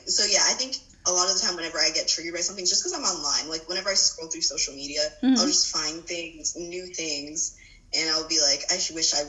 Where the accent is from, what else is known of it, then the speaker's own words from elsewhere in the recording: Salisbury, North Carolina, United States; No, I'm from Salisbury.